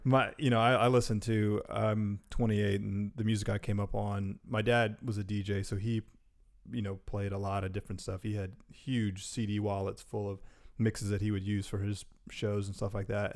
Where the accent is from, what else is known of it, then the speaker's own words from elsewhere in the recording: Durham, North Carolina, United States; a Durham kid through and through